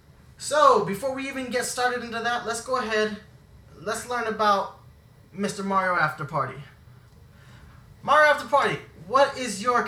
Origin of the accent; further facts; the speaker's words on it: Germany; because we grew up in Germany, so we grew up on a military base.